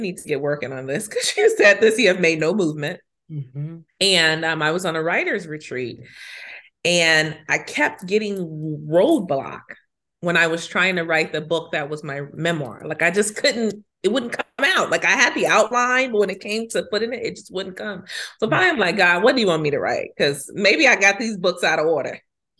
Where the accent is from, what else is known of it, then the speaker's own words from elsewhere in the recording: Chicago, Illinois, United States; I'm from Chicago. I resonate with her story very much as a Southside girl from the city of Chicago.